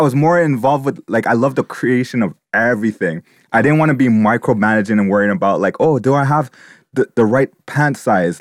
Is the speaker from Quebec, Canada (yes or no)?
yes; Montreal, Quebec, Canada; I was born here in Montreal